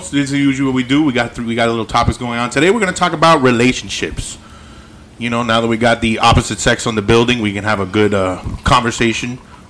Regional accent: the Everglades, Florida, United States; I'm from the Everglades.

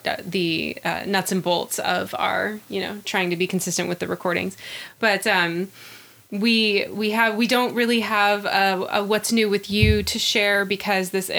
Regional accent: Sacramento, California, United States; moved away; I'm from Sacramento

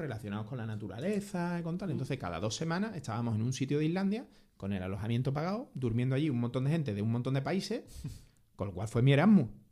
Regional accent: Andalusia, Spain; yo era andaluz, andaluz

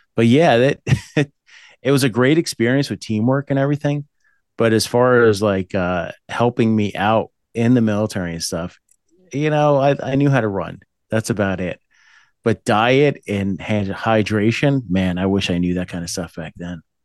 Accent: New Jersey, United States; also born or lived in Boonton, New Jersey; I was born there, but I grew up in the Appalachians area, up by the Pocono Mountains in New Jersey

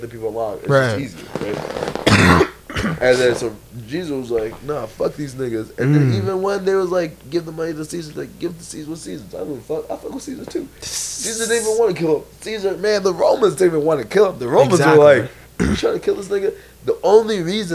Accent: Iowa City, Iowa, United States; moved away as an adult; also born or lived in Burkina Faso / Chicago / New York City; I grew up in Iowa City, Iowa.

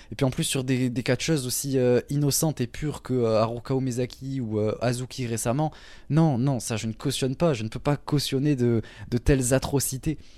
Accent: Toulouse, Occitania, France; je viens du sud de la France, la plus belle ville en France, Toulouse, évidemment. Donc, voilà. Mais je n'ai pas l'accent.

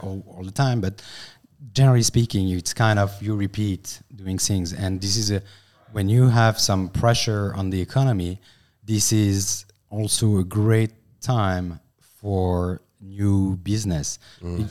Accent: France; accent: French; English is a second language; I'm a French guy, so sorry for my accent

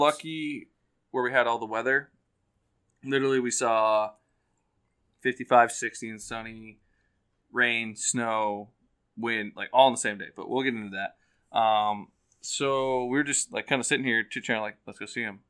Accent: Western Massachusetts, United States; we're from Western Mass.

